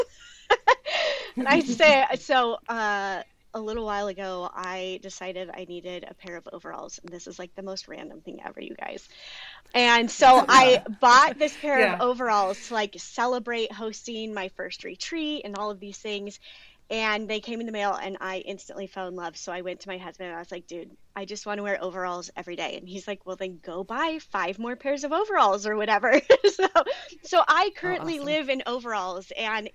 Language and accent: English; Boise, Idaho, United States; moved away as an adult; also born or lived in Pocatello, Idaho / Ohio / Pennsylvania / Oklahoma; I grew up mostly in Idaho, Boise, Idaho, and Pocatello, Idaho, which is in the middle of nowhere.